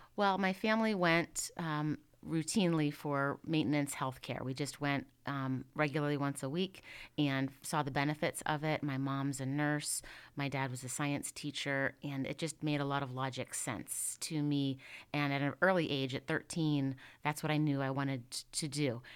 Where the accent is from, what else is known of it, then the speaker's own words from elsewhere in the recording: Indiana, Pennsylvania, United States; also born or lived in Pittsburgh; I am originally from Indiana, Pennsylvania